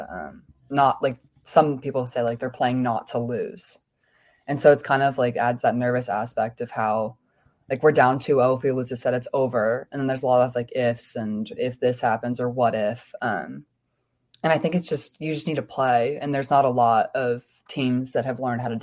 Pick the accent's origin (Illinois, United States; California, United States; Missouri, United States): Illinois, United States; Chicago; moved away as an adult; now in Pittsburgh, United States; I'm from Chicago